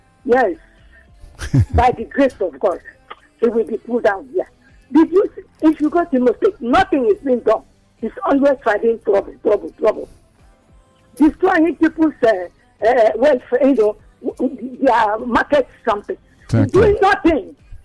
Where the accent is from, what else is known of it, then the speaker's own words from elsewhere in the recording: Imo, Nigeria; I am from Imo.